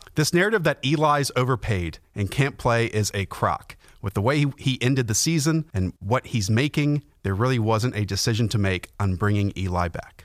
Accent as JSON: {"language": "English", "town": "Charlotte", "region": "North Carolina", "country": "United States", "tie": "born or raised there", "said": "I grew up in Charlotte"}